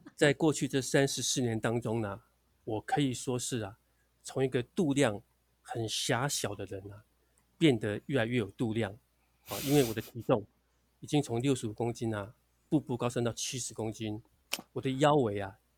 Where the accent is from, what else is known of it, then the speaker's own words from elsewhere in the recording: Sanchong, New Taipei, Taiwan; moved away as an adult; also born or lived in Atlanta, United States; now in San Francisco, United States; 我是新北市三重市人。那在三重市啊，这个长大住了二十几年。那直到进入外交部工作之后呢，才离开三重。现在我老家呢，还在三重市